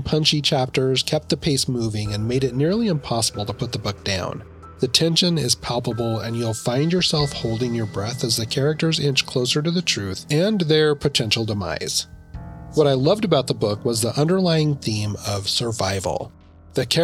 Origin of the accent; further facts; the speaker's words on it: Idaho, United States; I grew up in Idaho, and we would go snowmobiling